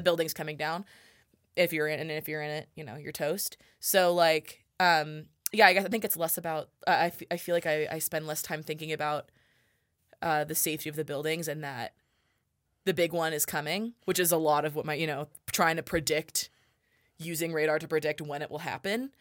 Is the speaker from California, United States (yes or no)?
yes; La Cañada Flintridge, California, United States; moved away as an adult; now in Reno, United States; I am originally from Los Angeles, California, um, a suburb of Los Angeles called La Cañada Flint Ridge